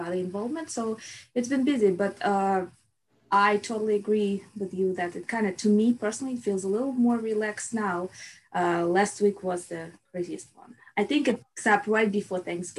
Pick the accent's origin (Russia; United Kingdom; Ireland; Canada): Russia; moved away as an adult; now in United States; So I was born in Russia and I lived in Russia till I was 21